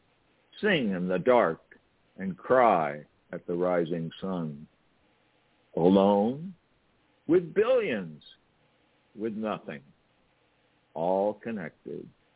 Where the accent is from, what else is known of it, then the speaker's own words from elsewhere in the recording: California, United States; I'm from California